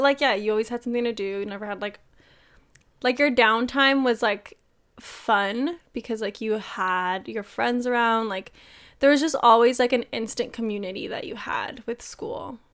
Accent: United States; I'm an American

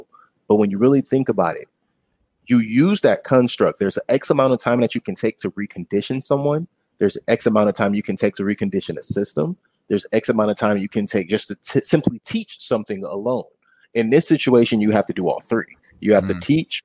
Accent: United States; As an American

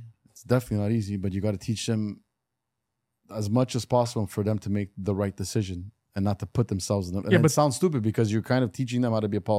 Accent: Montreal, Quebec, Canada; I'm from Montreal. I speak French. I speak French with an accent. I don't speak French like a guy from Val-d'Or, that's for sure. Even myself, being of like an Italian origin, speaking really bad French, I guess, in their eyes.

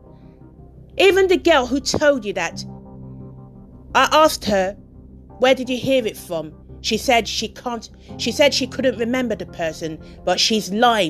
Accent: United Kingdom; also born or lived in Nigeria; I'm British

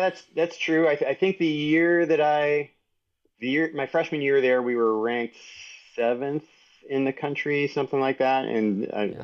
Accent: San Antonio, Texas, United States; also born or lived in New York City; now in Boulder, United States; I was born in New York City, uh, but moved to San Antonio, Texas when I was one year old

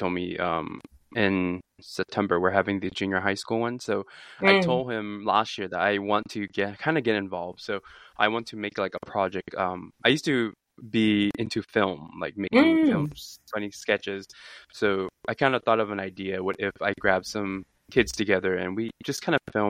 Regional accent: United States; moved away as an adult; now in Japan; I am American

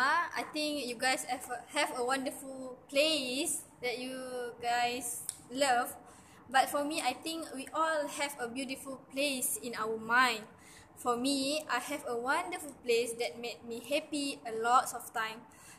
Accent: Terengganu, Malaysia; also born or lived in Pahang; It's part of place where I grew up. And of course, it is a part of my childhood dreamland. This place is Terengganu.

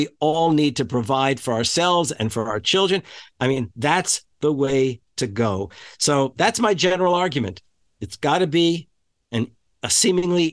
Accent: the New York area, United States; moved away as an adult; now in Wisconsin, United States; I grew up in the New York area, but I've been in this state of Wisconsin for 45 years now, which is far more than half of my life

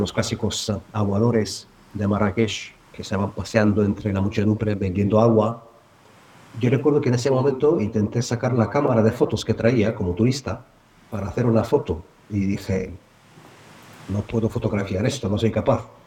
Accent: Bulgaria; now in Madrid, Spain; vivo en Madrid, aunque no nací en Madrid, nací en Bulgaria

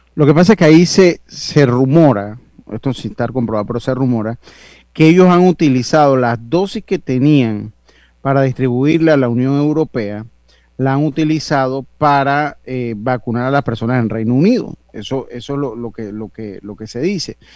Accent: Panama; como buen panameño

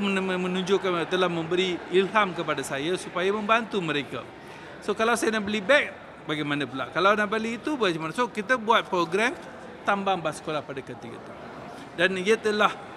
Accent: Teluk Intan, Perak, Malaysia; Saya hanya imbas kembali kehidupan saya sewaktu dalam estate. Ya, saya ni daripada Teluk Intan, daripada estate juga.

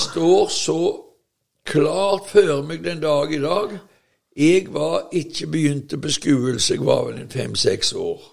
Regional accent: Veavågen, Rogaland, Norway; der som jeg vokste opp, i Veavågen på 50-tallet og 60-tallet

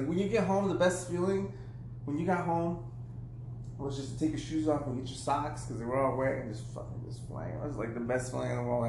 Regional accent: Chicago, Illinois, United States; now in Texas, United States; I grew up in Chicago.

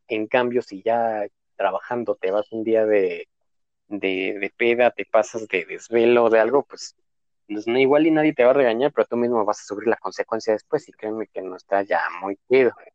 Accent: Dolores Hidalgo, Guanajuato, Mexico; moved away as an adult; now in León, Mexico; yo soy de Dolores Hidalgo, pues es un huevito que solamente vive de, de, de la del turismo

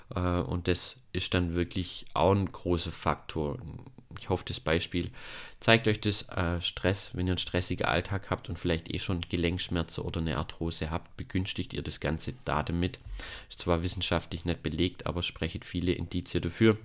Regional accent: Germany; hier bei uns in Deutschland

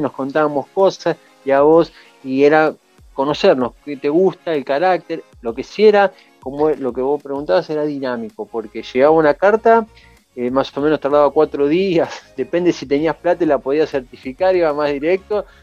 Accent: Buenos Aires, Argentina; yo nací en Buenos Aires y vivía en Buenos Aires

